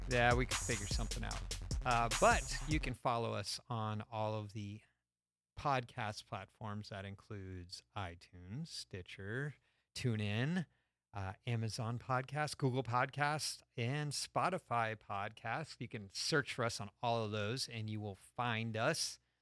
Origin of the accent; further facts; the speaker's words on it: Stamford, Connecticut, United States; I'm from, uh, Stamford, Connecticut